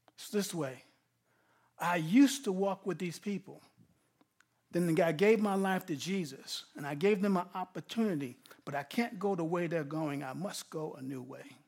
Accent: Grasslands Hospital, New York, United States; I was born in a prison hospital, Grasslands Hospital

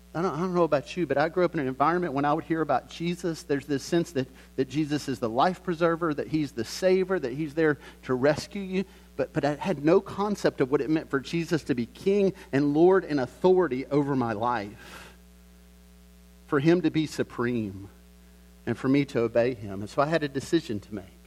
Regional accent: the South, United States; I grew up in the South

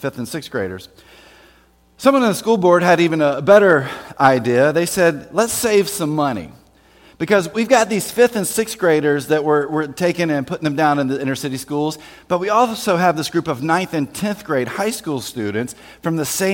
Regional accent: Winston-Salem, North Carolina, United States; I grew up in Winston-Salem, North Carolina, actually outside of Winston-Salem, North Carolina, in Forsyth County

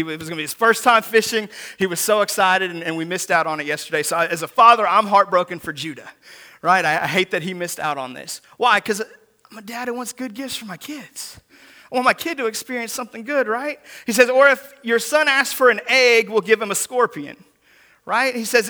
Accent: Seattle, Washington, United States; I grew up in Seattle, Washington.

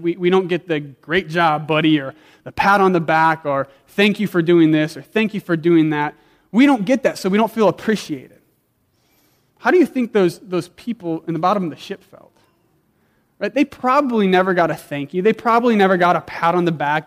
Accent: South Dakota, United States; I grew up in South Dakota where we had a big backyard and like seven dogs

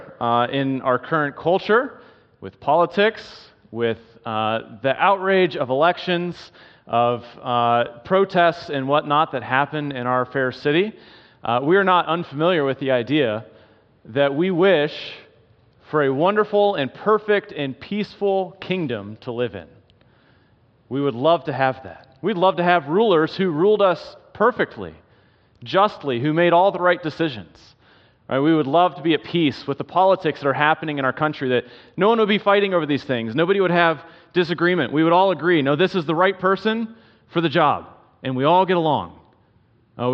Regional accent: South Carolina, United States; moved away as an adult; also born or lived in Wisconsin / Michigan; I was born and raised in South Carolina, so I'm an East Coaster

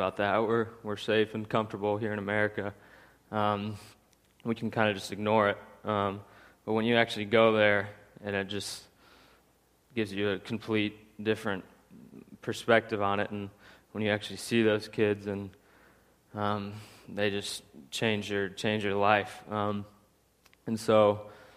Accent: St. Joseph, United States; I grew up here in St. Joe

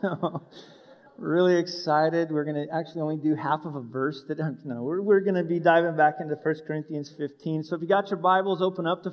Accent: Wyoming, United States; I was born and raised in Wyoming

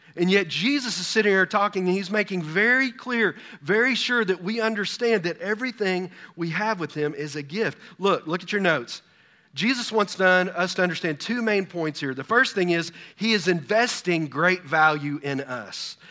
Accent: Texas, United States; I'm from Texas

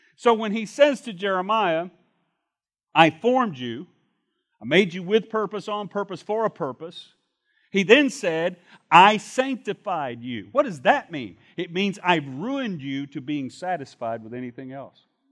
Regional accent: Shreveport, Louisiana, United States; When I was a young man growing up in Shreveport, Louisiana

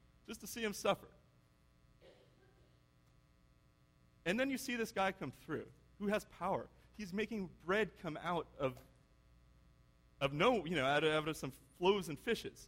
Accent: United States; I'm an American father

